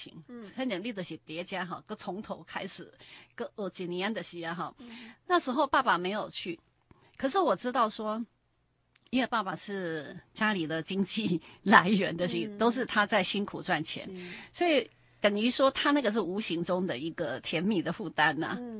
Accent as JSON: {"language": "Chinese", "region": "Changhua County", "country": "Taiwan", "tie": "born or raised there", "said": "因为打拼以后我还是要回来彰化呀，这样子。嗯，对、嗯、对。中华英文东西咱的故乡。是啊，父母亲都在这里啊"}